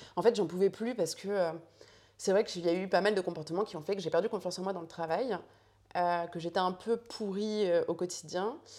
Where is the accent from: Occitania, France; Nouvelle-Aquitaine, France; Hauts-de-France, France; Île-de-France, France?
Hauts-de-France, France; Chantilly; also born or lived in Paris; toute mon enfance, Paris, enfin, Chantilly pour être plus exact